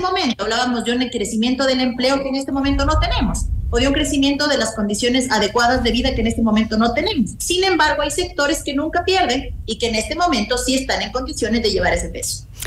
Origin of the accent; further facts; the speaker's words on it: Mejía Canton, Pichincha, Ecuador; estuve en el Cantón Mejía, que es de donde yo soy